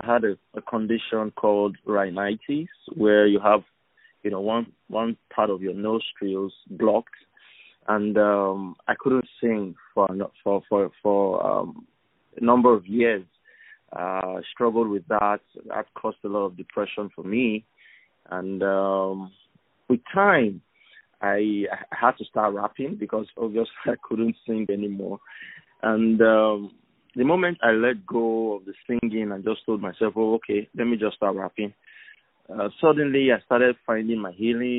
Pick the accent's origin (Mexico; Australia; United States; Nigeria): Nigeria; Benin City, Edo; I'm a Nigerian. I'm from Benin City in Edo State, here in Nigeria